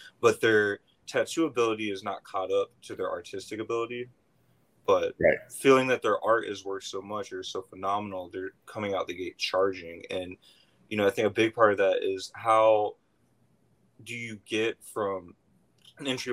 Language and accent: English; Jacksonville, United States; I'm from Jacksonville